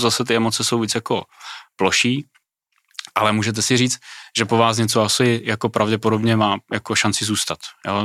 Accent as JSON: {"language": "Czech", "country": "Czechia", "said": "u nás v Čechách"}